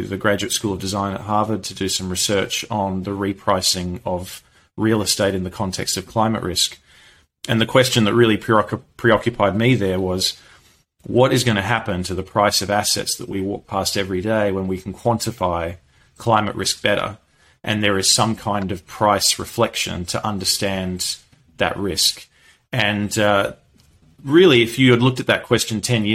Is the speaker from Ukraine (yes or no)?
no; Perth, Western Australia, Australia; moved away; also born or lived in London; I'm from Perth, Western Australia